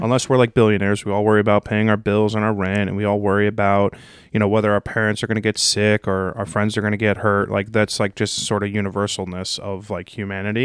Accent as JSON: {"language": "English", "region": "New Jersey", "country": "United States", "said": "I'm from Jersey"}